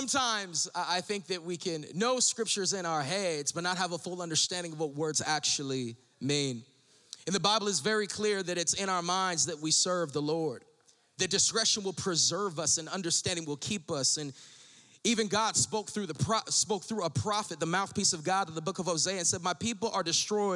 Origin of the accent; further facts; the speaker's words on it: Corona, California, United States; I was raised in the Pentecostal church in Corona, California